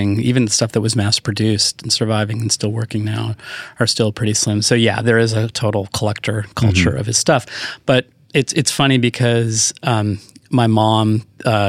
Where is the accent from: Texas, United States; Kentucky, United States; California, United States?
California, United States; I grew up in California